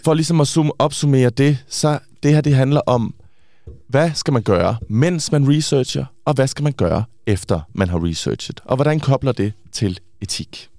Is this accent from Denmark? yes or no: yes; Denmark; Swedish is a second language; jag är dansker